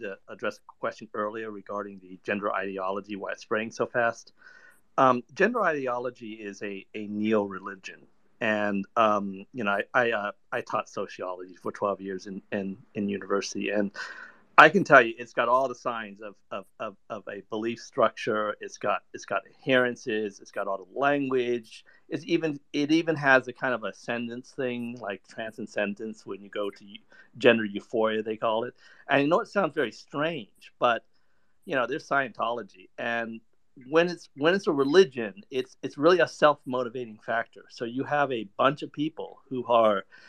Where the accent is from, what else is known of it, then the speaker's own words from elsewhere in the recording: United States; I'm American.